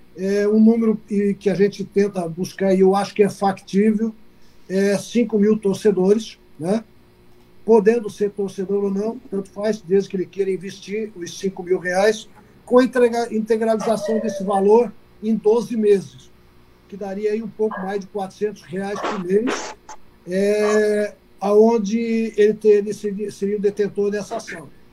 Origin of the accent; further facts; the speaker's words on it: Xanxerê, Santa Catarina, Brazil; also born or lived in Joinville / Jaraguá do Sul / Blumenau; now in Criciúma, Brazil; eu sou natural de Xanxerê, é, e eu costumo dizer que sou natural de Xanxerê e criado em Santa Catarina